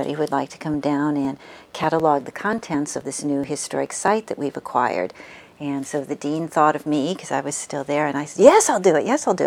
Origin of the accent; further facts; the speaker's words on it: Peoria, Illinois, United States; also born or lived in Springfield, Illinois; I was born in Springfield, Illinois, and when I was six, we moved to Peoria, Illinois